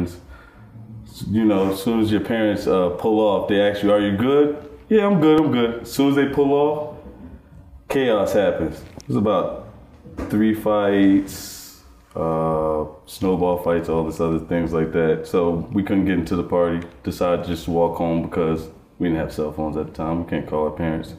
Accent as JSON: {"language": "English", "town": "Irvington", "region": "New Jersey", "country": "United States", "tie": "born or raised there", "also_born_or_lived": "Union, New Jersey", "said": "I grew up in the Union Township system of Union, New Jersey, which was would be considered suburbia"}